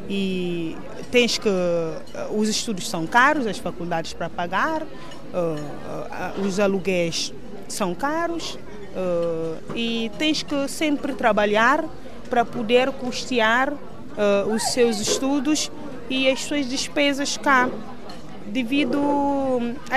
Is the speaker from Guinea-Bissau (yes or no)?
yes; Guinea-Bissau; moved away as an adult; also born or lived in Brazil; Saí da Guiné-Bissau aos 20 anos para estudar no Brasil, onde cursei Biologia, Ciências Biológicas, na Universidade Federal de Goiás, por quatro anos.